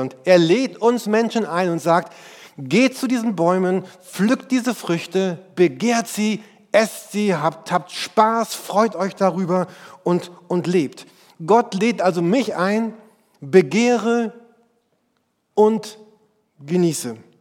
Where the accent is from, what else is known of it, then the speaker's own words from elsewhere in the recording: Germany; bei uns in Deutschland